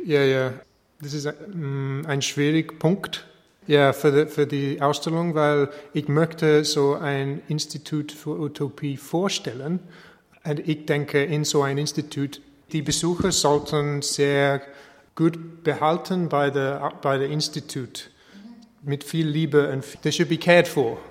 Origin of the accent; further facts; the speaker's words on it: England, United Kingdom; German is a second language; moved away as an adult; now in Linz, Austria; Ich wohne in Linz seit 2013, aber ich bin äh, eigentlich ein Engländer